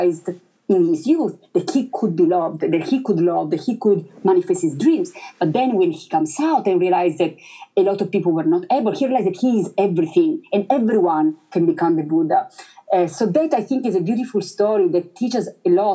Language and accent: English; Italy; English is a second language; moved away; I'm originally from Italy